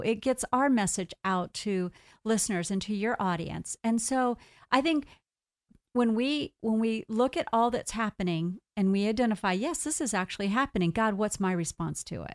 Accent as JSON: {"language": "English", "country": "United States", "said": "I'm here an American going into Canada"}